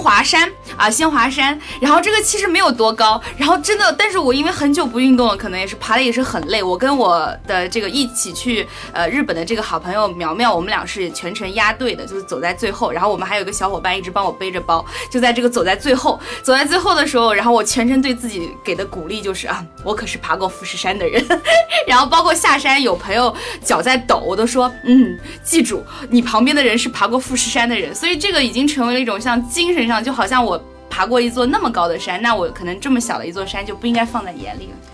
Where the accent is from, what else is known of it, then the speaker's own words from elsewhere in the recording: China; 我们中文人